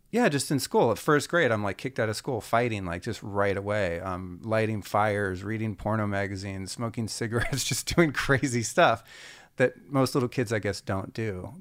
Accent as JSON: {"language": "English", "region": "Northern California", "country": "United States", "tie": "born or raised there", "also_born_or_lived": "Idaho", "said": "I'm from Northern California in the '70s, so like I grew up two counties south of Humboldt County"}